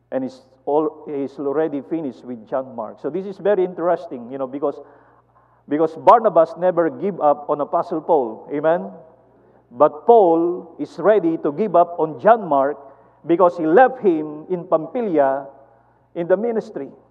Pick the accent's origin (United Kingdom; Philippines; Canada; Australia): Philippines; we are Filipino are small and short and skinny